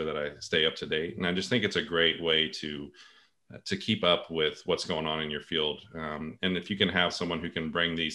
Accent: Texas, United States; moved away as an adult; also born or lived in Portland, Oregon / Virginia; now in South Carolina, United States; I grew up in Texas, and so I did most of my medical training there

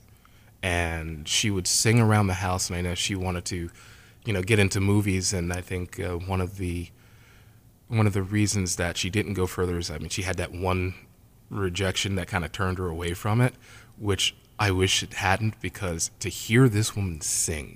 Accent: New York, United States; moved away as an adult; now in South Shore, Massachusetts, United States; I'm a New Yorker

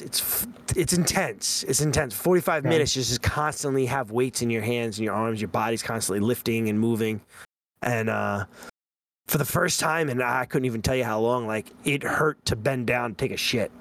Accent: Long Island, New York, United States; he heard my accent, he heard the way I was talking, and he's like, "Any chance you're from Long Island?" And I was like, "Yeah."

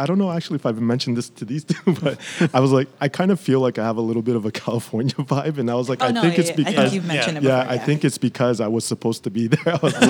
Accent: Montreal, Quebec, Canada; I was born and raised in Montreal.

